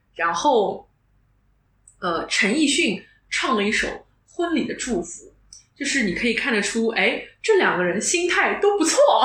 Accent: Shanghai, China; accent: Shanghainese; first language Shanghainese; Chinese is a second language; 其实会说，但上海话是我的一个 O S

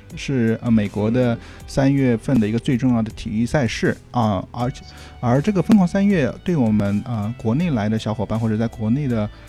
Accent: Shanghai, China; moved away; also born or lived in Los Angeles, United States; 作为一个上海人

